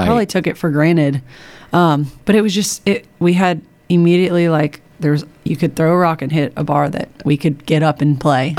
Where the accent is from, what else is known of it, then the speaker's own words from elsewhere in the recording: Nashville, Tennessee, United States; I loved growing up in Nashville.